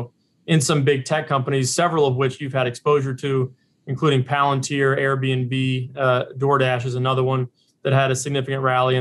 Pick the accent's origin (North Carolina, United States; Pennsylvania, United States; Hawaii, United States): North Carolina, United States; Raleigh-Durham area; now in Long Island, United States; the house I grew up in the Raleigh-Durham area in North Carolina